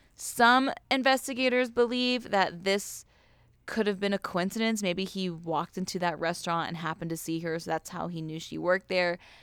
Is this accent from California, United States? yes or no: yes; Ventura County, California, United States; I grew up in Ventura County